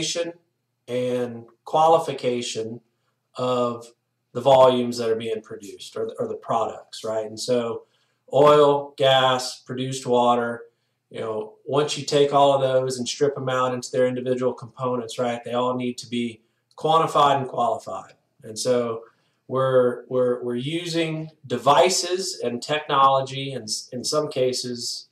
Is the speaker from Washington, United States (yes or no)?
no; Louisiana, United States; moved away as an adult; also born or lived in Texas; now in Golden, Colorado, United States; born and raised in Louisiana